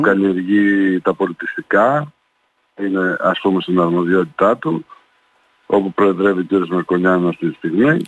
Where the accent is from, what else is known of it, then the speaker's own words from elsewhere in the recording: Greece; είμαστε τρίτη γενιά και έχουμε γεννηθεί εδώ και είμαστε Έλληνες κατά, ε, κατά την τελειότητα